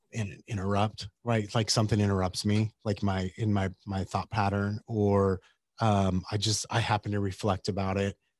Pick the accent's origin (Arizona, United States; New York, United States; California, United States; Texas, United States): Arizona, United States; Yuma; I grew up in Yuma, Arizona